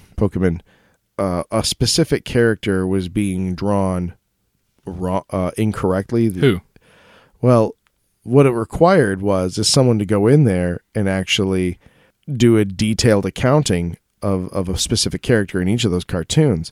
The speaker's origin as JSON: {"language": "English", "region": "Colorado", "country": "United States", "said": "I'm from Colorado"}